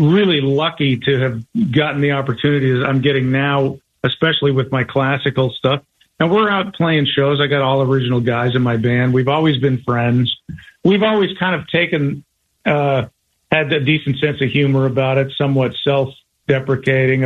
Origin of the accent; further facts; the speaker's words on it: Colorado, United States; I was from Colorado